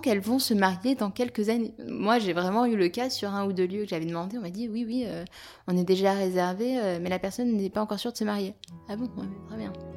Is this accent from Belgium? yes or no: no; near Avignon, Provence-Alpes-Côte d'Azur, France; now in Paris, France; J'ai effectivement de la, famille là-bas, et puis surtout, je suis originaire de là-bas.